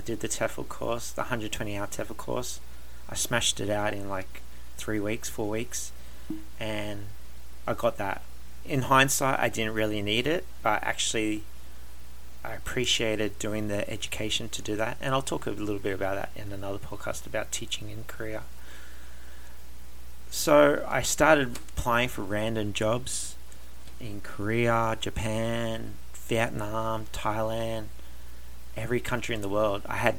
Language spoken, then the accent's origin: English; Australia; also born or lived in Canada / Germany; Like I said, I am Australian, but I got to live in Canada for 4 years. I got to live in Germany